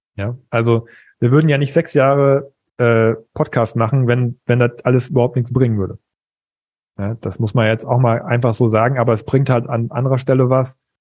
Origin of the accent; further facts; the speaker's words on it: East Frisia, Lower Saxony, Germany; als Ostfriese